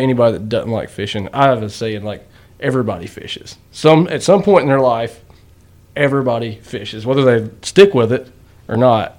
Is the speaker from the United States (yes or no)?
yes; North Carolina, United States; now in Winston-Salem, United States; living in Winston, so I'm from Yadkin County. So I mean, just right across the river from you guys.